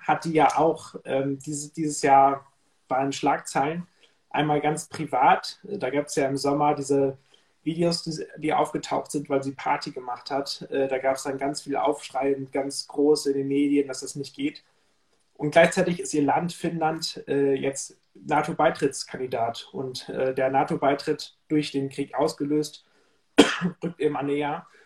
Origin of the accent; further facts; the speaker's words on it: Lower Saxony, Germany; moved away; Niedersachsen zu sprechen. Das ist ja mein, meine Heimat letztendlich.